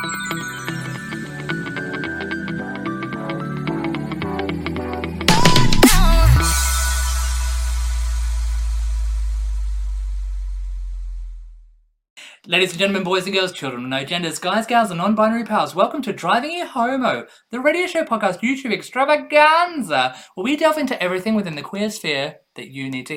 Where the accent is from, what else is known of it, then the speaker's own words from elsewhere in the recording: Australia; now in United Kingdom; an Australian living in the UK